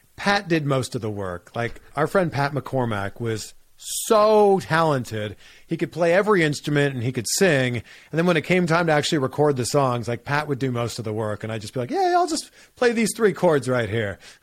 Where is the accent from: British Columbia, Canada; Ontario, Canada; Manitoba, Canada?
Ontario, Canada; Pickering; moved away as an adult; also born or lived in Cleveland / Miami; now in United States; my hometown, Pickering, Ontario